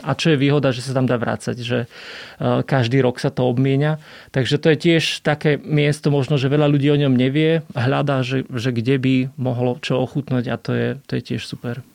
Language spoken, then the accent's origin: Slovak; Orava, Žilina Region, Slovakia; ja som z Oravy